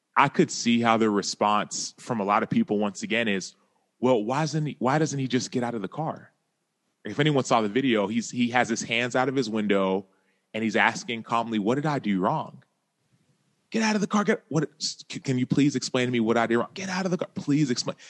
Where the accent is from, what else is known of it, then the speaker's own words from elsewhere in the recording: Dallas, Texas, United States; I grew up in Dallas, Texas.